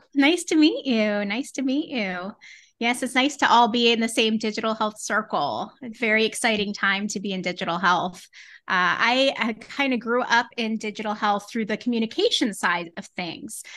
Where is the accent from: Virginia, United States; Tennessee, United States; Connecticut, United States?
Connecticut, United States; now in Winchester, Massachusetts, United States; I grew up in New England in Connecticut